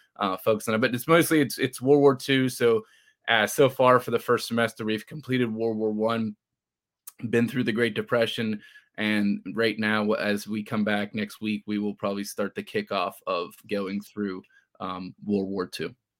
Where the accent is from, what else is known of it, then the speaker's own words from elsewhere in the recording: Charleston, West Virginia, United States; from Charleston, West Virginia